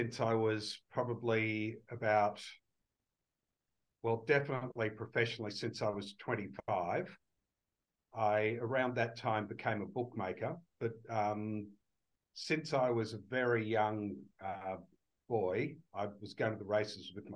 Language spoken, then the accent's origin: English; Australia; also born or lived in United Kingdom; when I grew up in Australia